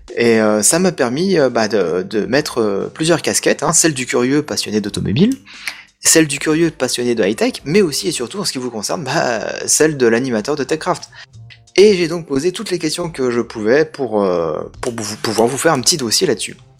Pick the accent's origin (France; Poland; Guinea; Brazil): France; moi je suis français